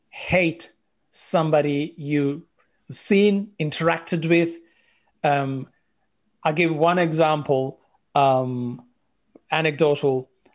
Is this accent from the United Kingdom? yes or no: no; Sri Lanka; The majority of Sri Lankans are Sinhalese, and the largest minority are Tamil. I am from the Sinhalese majority, and it got me thinking, how many Tamil friends do I have?